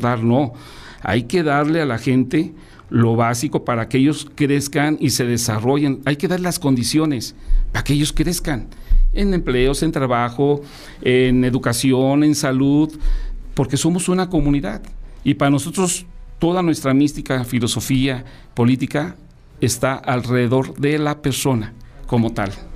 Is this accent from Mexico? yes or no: yes; León, Guanajuato, Mexico; aquí a nuestra ciudad, a nuestro estado